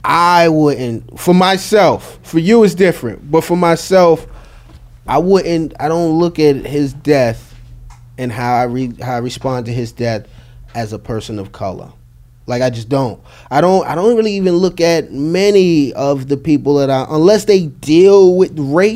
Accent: Bronx, New York, United States; However, due to the fact that I'm Dominican from the Bronx, I cannot have that same freedom.

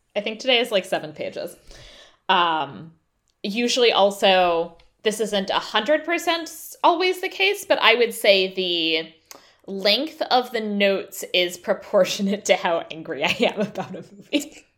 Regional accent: United States; as an American living uh, in the years after the, pu, after the Trump presidency

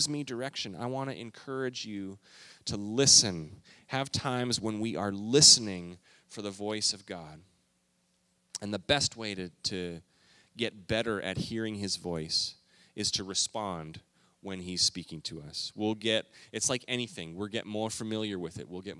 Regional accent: Canada; moved away as an adult; also born or lived in Minneapolis, Minnesota; now in United States; I grew up in Canada

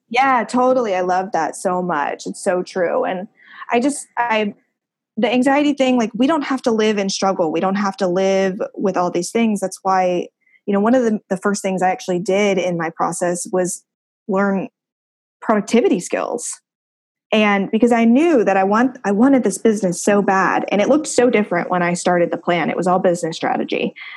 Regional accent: Ohio, United States; moved away as an adult; living in my hometown

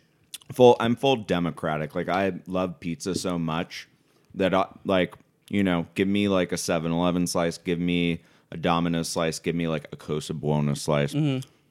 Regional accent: Mar Vista / Ojai, Southern California, United States; also born or lived in San Luis Obispo; I grew up a combination of Mar Vista, which is like kind of in Santa Monica, and then we moved up to a little hippie town called Ojai.

